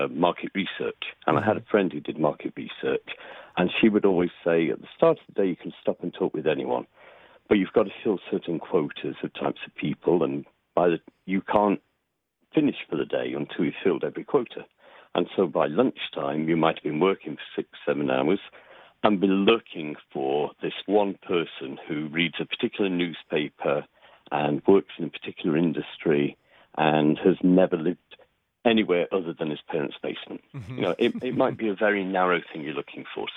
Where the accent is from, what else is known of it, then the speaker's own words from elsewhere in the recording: Nottingham, East Midlands, United Kingdom; moved away as an adult; now in United States; I grew up near Nottingham, England, right by Sherwood Forest, and moved to the U.S., gosh, 13 years ago.